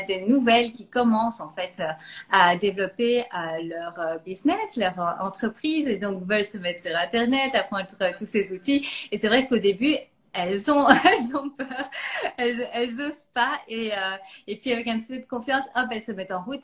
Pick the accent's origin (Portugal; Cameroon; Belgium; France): Belgium; je suis belge